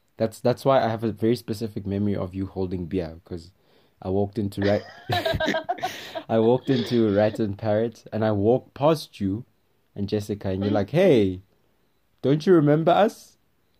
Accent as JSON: {"language": "English", "country": "Switzerland", "second_language": "English", "said": "I'm from Switzerland."}